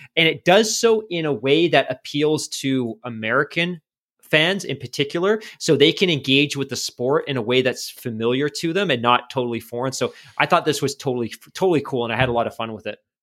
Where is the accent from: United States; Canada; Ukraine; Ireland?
Canada; Vancouver, British Columbia; we're from Vancouver